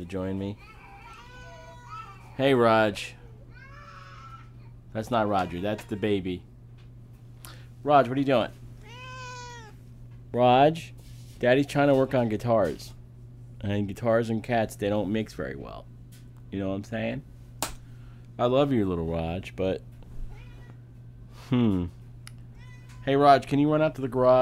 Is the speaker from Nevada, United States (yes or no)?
no; Amityville, New York, United States; I've lived in this part of the world all my life. I was born in Amityville on Long Island at a hospital that's now gone called Brunswick Hospital